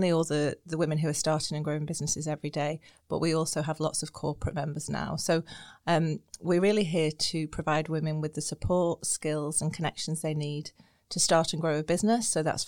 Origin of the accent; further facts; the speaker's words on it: Blackpool, North West England, United Kingdom; moved away as an adult; also born or lived in Edinburgh / Sydney; now in Northern Ireland, United Kingdom; So I grew up in Blackpool.